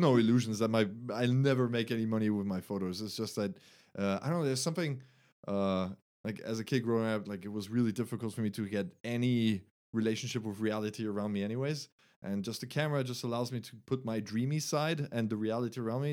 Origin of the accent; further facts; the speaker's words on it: Germany; English is a second language; moved away; from Germany. Uh, I was born there, but my mom is uh, French. So I went to a French school there. Uh, I grew up bilingual